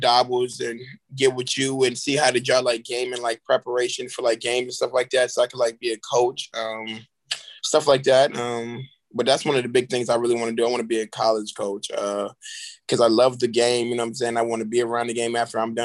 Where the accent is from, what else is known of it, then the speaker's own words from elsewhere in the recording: Charleston, South Carolina, United States; also born or lived in Florence, South Carolina; I'm coming from Charleston, South Carolina, which is a great city. I love my city